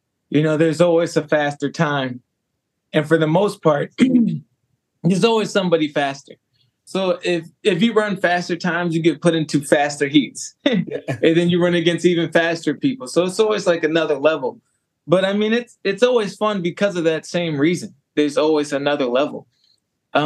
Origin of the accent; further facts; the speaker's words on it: Madison, Wisconsin, United States; also born or lived in Beloit, Wisconsin / Waunakee, Wisconsin / New Mexico; I was born in Madison. Raised in the Madison area as well.